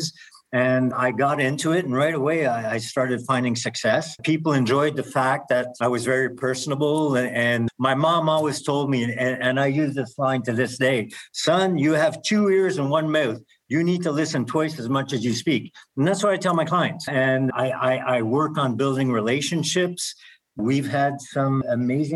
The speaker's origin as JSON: {"language": "English", "country": "Canada", "said": "being Canadian"}